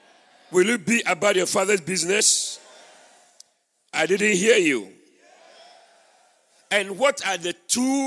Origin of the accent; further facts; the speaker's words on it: Winneba, Central Region, Ghana; moved away; I went to my hometown, Winneba